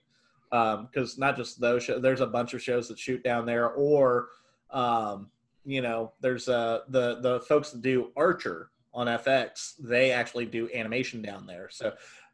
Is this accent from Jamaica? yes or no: no; Mexico; As a Mexican